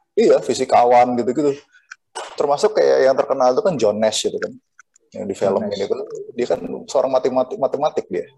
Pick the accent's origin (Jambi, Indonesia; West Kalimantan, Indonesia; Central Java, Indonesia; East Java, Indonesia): Central Java, Indonesia; Cilacap; Bener-bener dari akar rumput di kampung saya di Cilacap